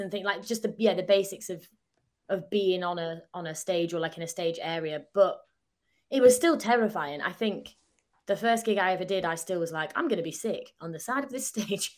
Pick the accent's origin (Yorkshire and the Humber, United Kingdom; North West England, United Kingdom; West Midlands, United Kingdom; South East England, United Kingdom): North West England, United Kingdom; Southport; accent: northern; moved away as an adult; now in London, United Kingdom; I'm from Southport, so South, like, opposite Blackpool